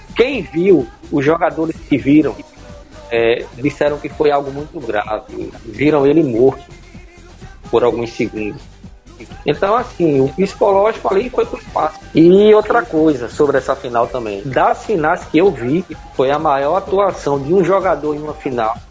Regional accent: Brazil; como brasileiro

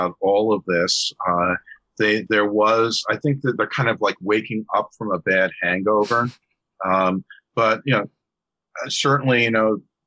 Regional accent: New York, United States; as a New Yorker myself

